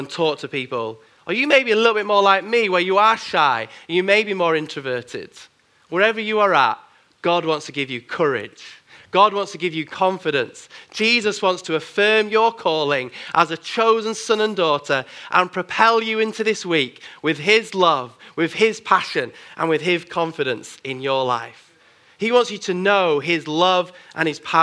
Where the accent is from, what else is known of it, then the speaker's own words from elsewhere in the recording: Bradford, Yorkshire and the Humber, United Kingdom; now in Manchester, United Kingdom; I grew up in Bradford in Yorkshire